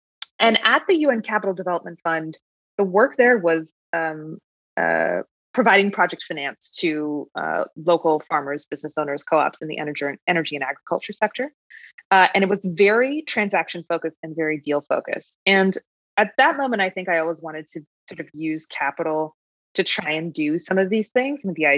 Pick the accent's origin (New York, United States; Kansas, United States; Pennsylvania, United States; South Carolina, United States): New York, United States; And as a New Yorker, that's a hard thing to come by.